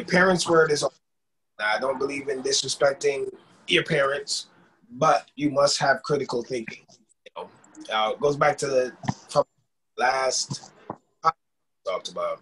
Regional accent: Jamaica; people of my generation growing up in Jamaica

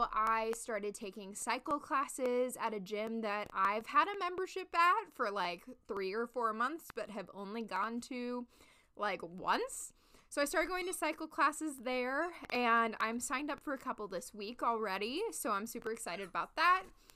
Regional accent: Los Angeles, California, United States; also born or lived in Chicago; now in New York, United States; I grew up in Los Angeles

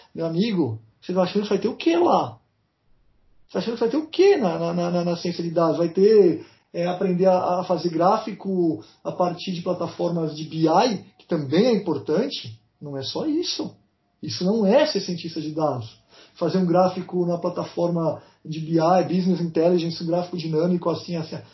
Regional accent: Brazil; eu sou brasileiro

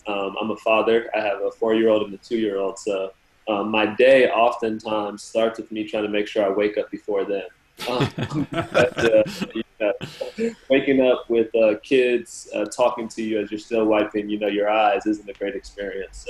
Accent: Southern California, United States; now in Miami, United States; I'm originally from Southern California, so I'm used to good weather, I guess, throughout my whole life.

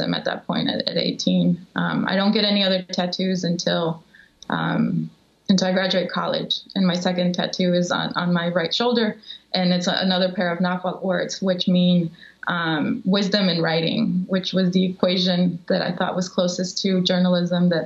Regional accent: Chicago, Illinois, United States; also born or lived in Mexico; growing up in Chicago

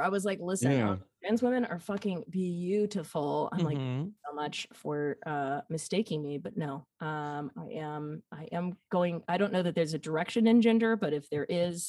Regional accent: the South, United States; growing up in the South for such a long time and experiencing like just kind of schools of thought or like just patterns.

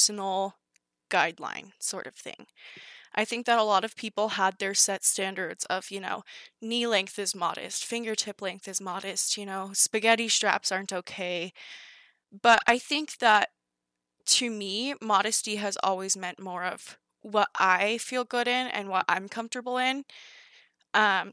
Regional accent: California, United States; when I was in first and second grade, I was growing up in California

